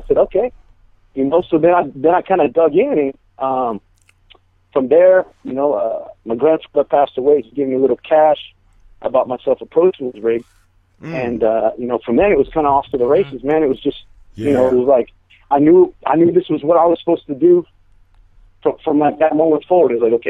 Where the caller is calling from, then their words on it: San Jose, California, United States; San Jose. San Jose, California, man.